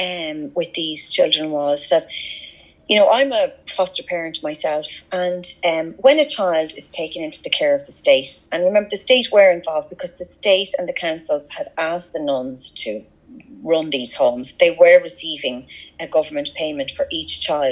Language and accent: English; Drogheda, Leinster, Ireland; We're from Drogheda